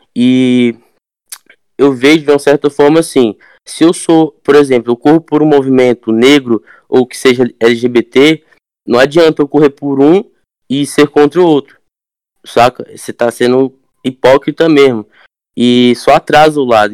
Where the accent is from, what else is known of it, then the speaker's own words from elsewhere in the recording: Arraias, Tocantins, Brazil; moved away; Eu venho de uma cidade quilombola do interior, do Tocantins, né? Ela tem quase 300 anos de, né, de cidade. Arraias Tocantins, eu venho, uma cidade quilombola.